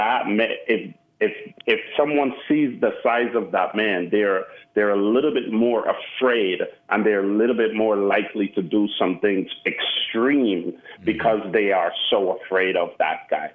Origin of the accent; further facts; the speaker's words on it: New York City, New York, United States; also born or lived in Caribbean; now in Austin, United States; growing up in Brooklyn